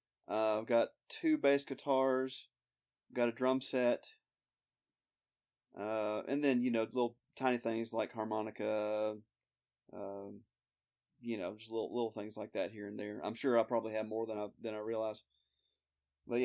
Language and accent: English; Birmingham, Alabama, United States; also born or lived in Georgia; My parents are from Illinois, but I was born in Georgia. Grew up in Birmingham, Alabama. Lived here all my life except for the first year.